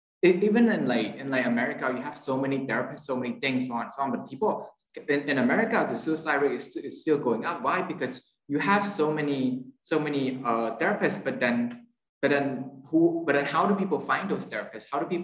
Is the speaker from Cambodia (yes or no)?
yes; Cambodia; I'm from Cambodia.